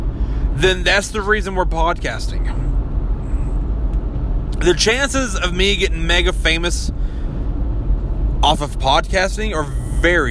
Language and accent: English; Kentucky, United States; accent: mountain; growing up in Kentucky, I already have that, you know, mountain fuck your sister kind of accent